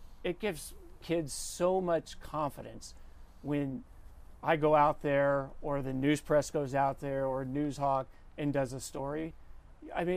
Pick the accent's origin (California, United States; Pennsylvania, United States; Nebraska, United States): Pennsylvania, United States; outside of Philadelphia; also born or lived in Ohio; now in Los Angeles, United States; born in Ohio, but raised mostly outside of Philadelphia.